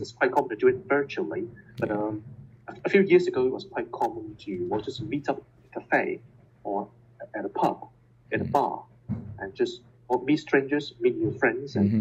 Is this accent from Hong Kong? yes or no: yes; Hong Kong; first language Cantonese; English is a second language; moved away as an adult; also born or lived in Santa Barbara, United States / Leiden, Netherlands / Lund, Sweden / Germany; I was born in Hong Kong and I have um, Cantonese as my native language, my first language.